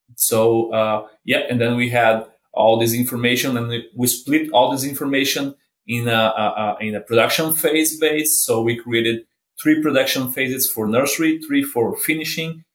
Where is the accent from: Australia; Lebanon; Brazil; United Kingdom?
Brazil; moved away as an adult; now in Kansas, United States; I'm from Brazil. Uh, did my vet degree in Brazil, worked for four years in BRF, Brazil Foods, uh, in Brazil, and then did my master's and my PhD in Brazil as well.